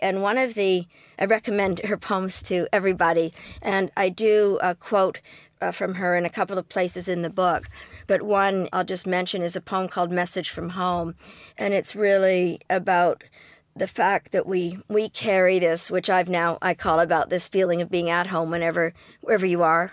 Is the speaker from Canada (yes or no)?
yes; Canada; I am Canadian